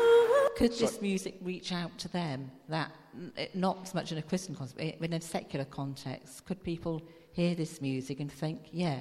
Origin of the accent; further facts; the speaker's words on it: London, United Kingdom; I grew up in South London in the early 70s, so I was one of only two white girls in my class.